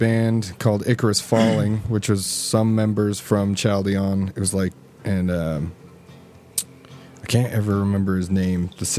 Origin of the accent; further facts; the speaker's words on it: Sandy, Utah, United States; Because we're from Sandy, so apparently we're the rich kids, you know.